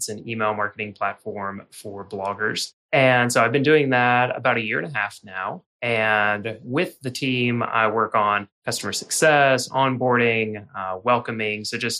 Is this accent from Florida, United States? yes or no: yes; Jacksonville, Florida, United States; born there; now in Nashville, United States; So I was born in Jacksonville. I went to school in Gainesville. I lived in Louisville and then Asheville, and now Nashville.